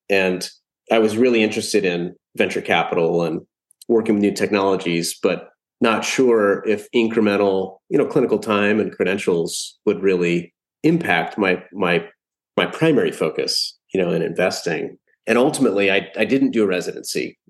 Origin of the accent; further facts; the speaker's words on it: Columbus, Ohio, United States; I was born and raised in Columbus, Ohio